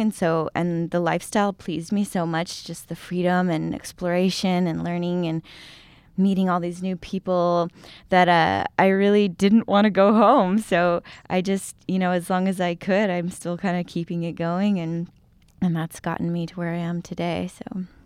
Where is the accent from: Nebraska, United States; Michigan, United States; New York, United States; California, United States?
California, United States; San Diego; moved away as an adult; I grew up in San Diego